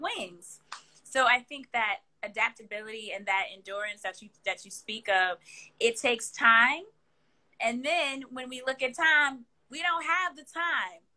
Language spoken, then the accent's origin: English; Kansas City, Missouri, United States; moved away; also born or lived in Philadelphia, Pennsylvania; I was born and raised in the Midwest in Kansas City, Missouri. And then I but my formative years, I was in Philadelphia